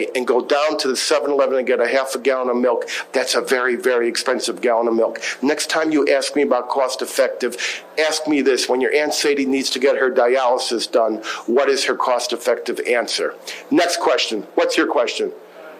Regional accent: Rockville, Maryland, United States; I'm from Rockville, Maryland, where they do all the genetic engineering

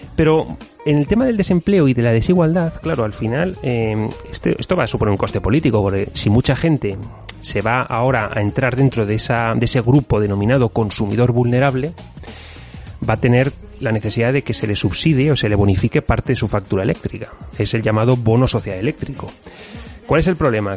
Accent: Spain

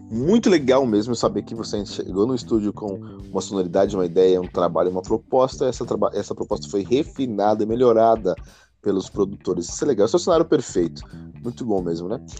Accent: Belo Horizonte, Minas Gerais, Brazil; Sim, sou mineiro, exatamente.

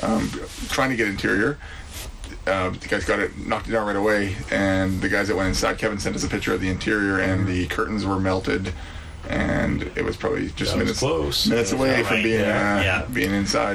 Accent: Canada; We're Canadian. We're Canadians

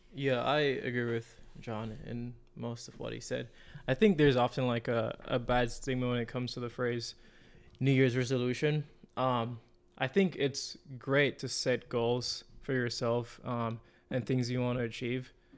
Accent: Jamaica; moved away as an adult; now in United States; I'm from Jamaica. I came here, um, in twenty eighteen, I think, to study interior architecture

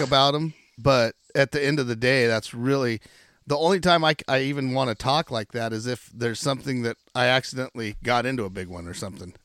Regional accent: Chiloquin, Oregon, United States; I grew up in Chiloquin, Oregon

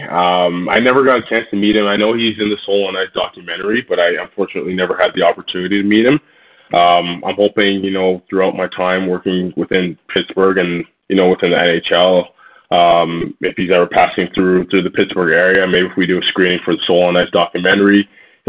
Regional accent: Toronto, Ontario, Canada; Growing up in the Toronto area, I played for a team called the Skills Black Aces

